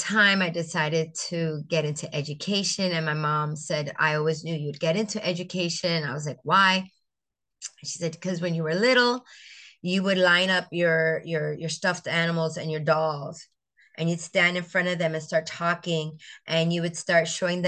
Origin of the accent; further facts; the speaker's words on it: St. Croix, U.S. Virgin Islands; also born or lived in Puerto Rico; I grew up in the Virgin Islands, on St. Croix, the island of St. Croix